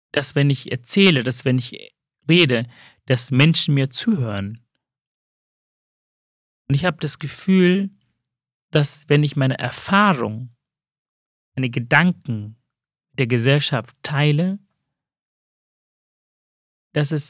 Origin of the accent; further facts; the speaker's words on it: Hamburg, Germany; Also ich komme ja aus dem Haus Sozialdemokrat, ich bin mhm. Hamburger.